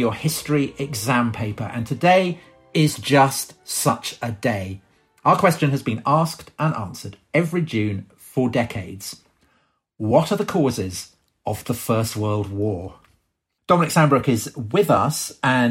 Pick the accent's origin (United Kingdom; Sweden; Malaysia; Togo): United Kingdom; we're both British